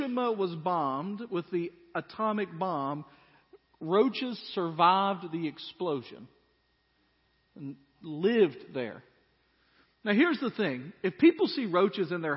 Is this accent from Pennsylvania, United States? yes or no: no; Dyersburg, Tennessee, United States; I grew up in Dyersburg, Tennessee.